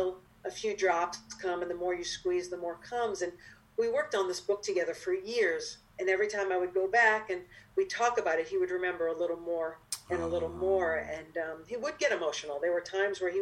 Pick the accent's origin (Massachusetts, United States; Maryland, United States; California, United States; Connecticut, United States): Massachusetts, United States; Cape Cod; moved away as an adult; now in New York, United States; I grew up on Cape Cod, like I said, and not that many Jewish people on Cape Cod